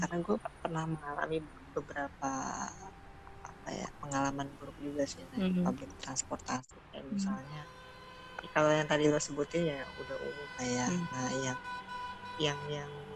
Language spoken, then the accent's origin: Indonesian; Bandung, West Java, Indonesia; gue menghabiskan masa kecil di Bandung juga eh. sampai kuliah.